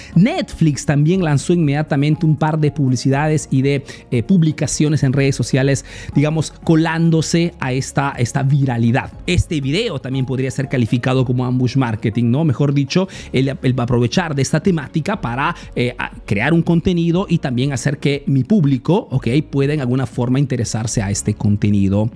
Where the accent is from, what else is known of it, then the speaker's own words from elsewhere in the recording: Peru; now in Italy; soy un emprendedor peruano que vive hace negocios en Italia, en Europa principalmente